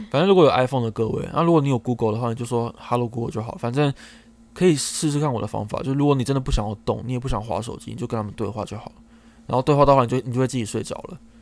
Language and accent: Chinese; Taichung, Taiwan; 因为我是台中人嘛